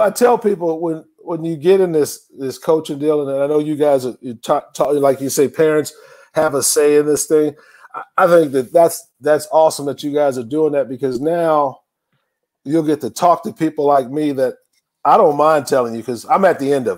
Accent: Tucson, Arizona, United States; moved away; also born or lived in East Texas / Tyler, Texas / Houston, Texas; I grew up in Tucson, Arizona

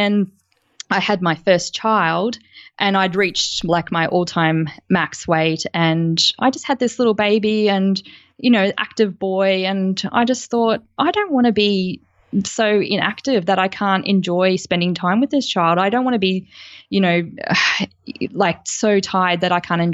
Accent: Gold Coast, Queensland, Australia; I grew up on the Gold Coast

